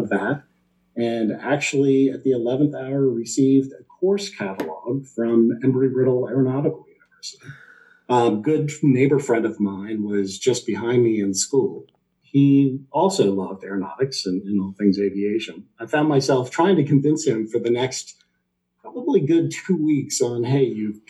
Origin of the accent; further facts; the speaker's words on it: Greenhills, Ohio, United States; also born or lived in Appleton, Wisconsin; I am a local guy. Born and raised in Green Hills, just up the street from CPG